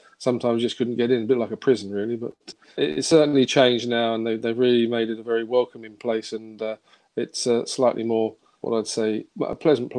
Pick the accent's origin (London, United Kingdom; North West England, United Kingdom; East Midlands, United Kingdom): London, United Kingdom; also born or lived in Kingsbury, London; I was born in Kingsbury, actually, just down sort of the road, and then moved to Willesden, sort of the rough end near Harlesden.